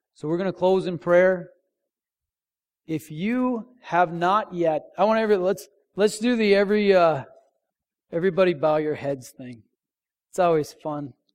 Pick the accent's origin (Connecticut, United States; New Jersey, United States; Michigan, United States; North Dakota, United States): North Dakota, United States; moved away; I grew up in North Dakota and they don't salt the roads there